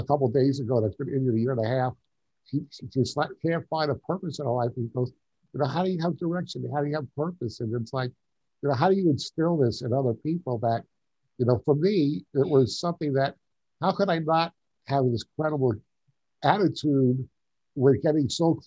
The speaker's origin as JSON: {"language": "English", "area": "Long Island", "region": "New York", "country": "United States", "tie": "born or raised there", "moved": "as an adult", "lives_now": "Tucson, United States", "said": "I grew up on Long Island. Okay. I'm a New Yorker."}